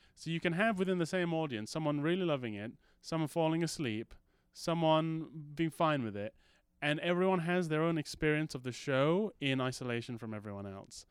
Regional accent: Malaysia; moved away; also born or lived in United Kingdom; when I was growing up in Malaysia, I was called, uh, Orang Putih

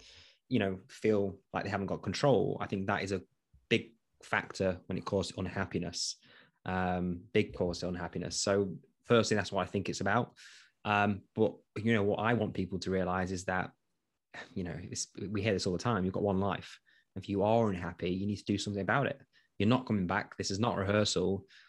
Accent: East Midlands, United Kingdom; I am from Nottinghamshire, so actually from Nottinghamshire Police.

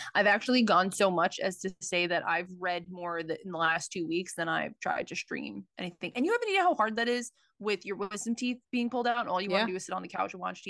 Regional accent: Brooklyn, New York, United States; And we are two broads from Brooklyn, thank God.

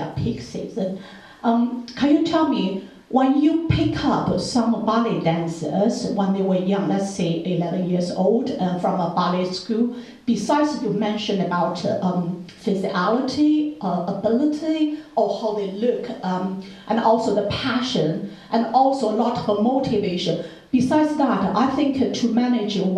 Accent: China; moved away; I come from China

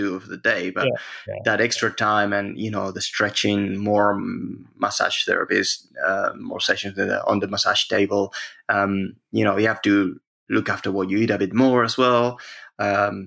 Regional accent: Spain; I'm from Spain

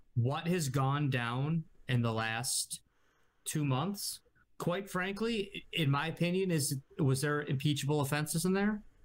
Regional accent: United States; as an American

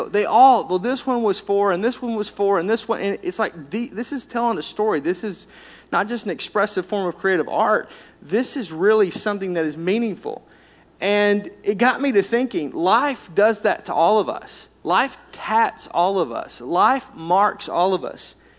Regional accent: Arkansas, United States; I was raised in Arkansas, if you couldn't tell by my accent

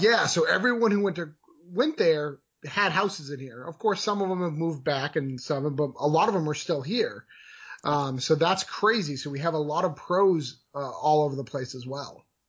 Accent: New Hampshire, United States; moved away as an adult; now in Florida, United States; I'm born and raised in New Hampshire

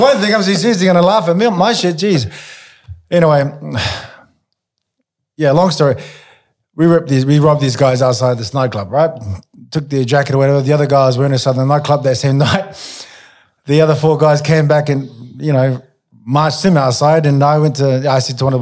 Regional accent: Auckland, New Zealand; moved away; I'm originally from New Zealand

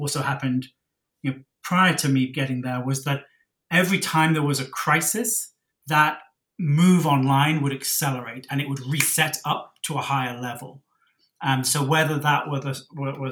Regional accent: Cornwall, South West England, United Kingdom; moved away as an adult; also born or lived in Oxford; now in Singapore; I'm from Cornwall in the UK, which is right down at the southwest

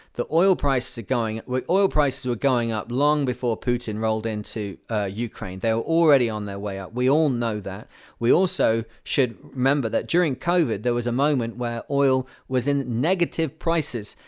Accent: United Kingdom; now in Canada; I live in Canada. I'm British

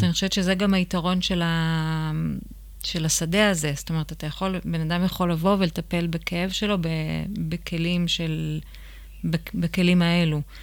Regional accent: Israel; גדלתי בקיבוץ

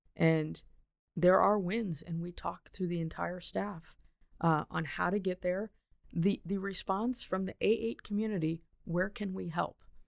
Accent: Big Rock, Illinois, United States; I grew up in Northern Illinois

